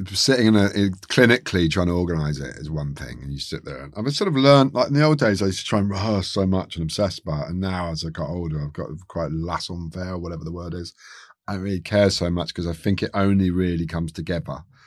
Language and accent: English; London, United Kingdom; I'm from Chiswick